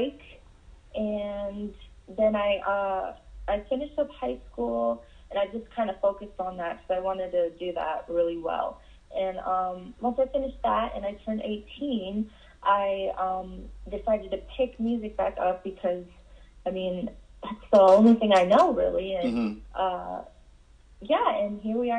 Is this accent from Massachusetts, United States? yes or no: no; Cleveland, Ohio, United States; now in Las Vegas, United States; I was born in Cleveland, Ohio